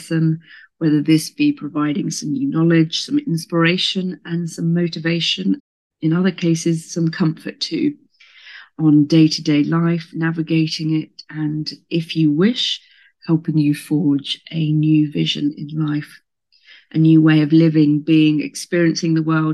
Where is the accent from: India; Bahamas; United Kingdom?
United Kingdom; Southampton, South East England; moved away as an adult; also born or lived in America; I was born in Southampton in Hampshire in England in the UK